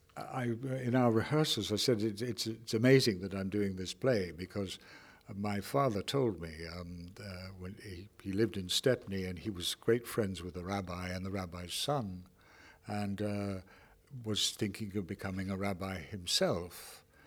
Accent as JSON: {"language": "English", "country": "Ireland", "moved": "yes", "lives_now": "Canada", "said": "I'm an Irishman"}